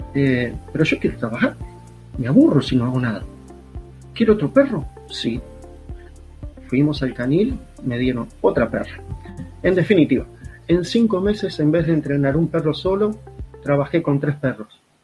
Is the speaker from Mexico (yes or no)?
no; Uruguay; also born or lived in Montevideo; Yo estaba eh, lejos de mi tierra, donde vivía, estaba en la capital del país estudiando